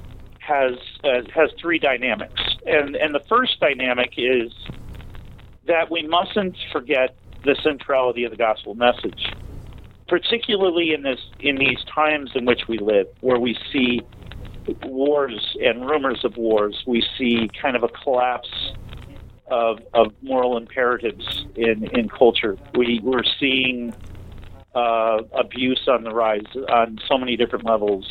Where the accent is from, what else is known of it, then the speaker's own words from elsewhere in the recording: San Francisco, California, United States; I grew up in San Francisco, California